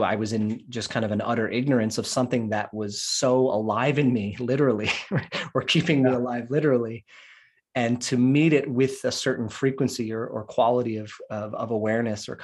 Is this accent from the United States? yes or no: yes; Philadelphia, Pennsylvania, United States; I grew up outside of West Philadelphia